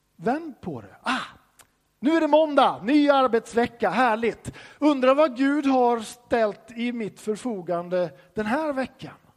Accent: Sweden; som svensk så får man ju höra från barnsben att du ska inte tro att du är någonting

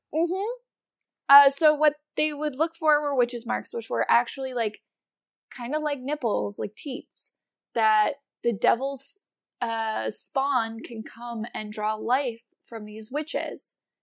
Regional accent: Wisconsin, United States; also born or lived in Virginia; where I grew up in Wisconsin

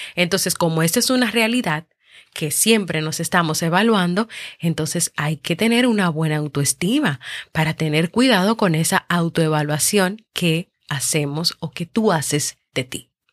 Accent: Dominican Republic; aquí en mi país, República Dominicana

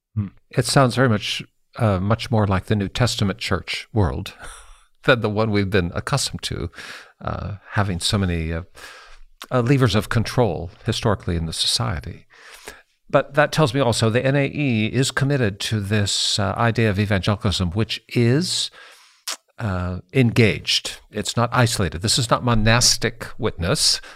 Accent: Seattle, Washington, United States; moved away as an adult; now in Indiana, United States; I grew up in Seattle, Walter. I, I lived there my whole life till I moved to the middle of the country

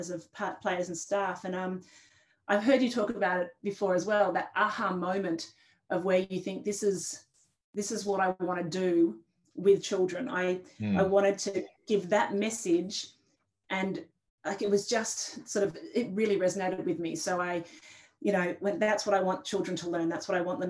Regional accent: Canberra, Australian Capital Territory, Australia; growing up in Canberra

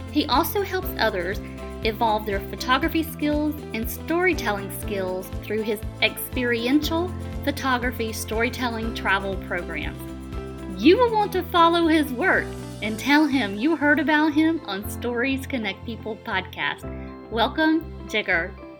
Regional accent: Atlanta, Georgia, United States; I'm from Atlanta

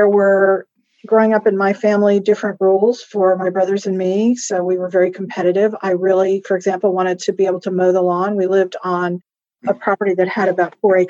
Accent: Miami, Florida, United States; moved away as an adult; also born or lived in Virginia; now in Washington, D.C., United States; I grew up in Miami.

